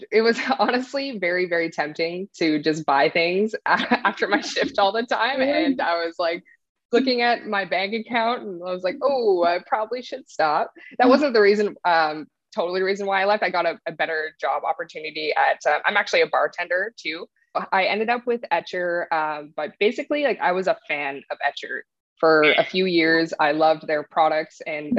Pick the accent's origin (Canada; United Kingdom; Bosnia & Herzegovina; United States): Canada; I'm a Canadian artist.